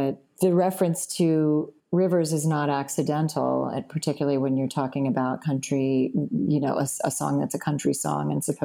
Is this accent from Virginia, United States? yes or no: yes; Virginia, United States; moved away; also born or lived in Boston; I was born in Boston, but I grew up in Virginia.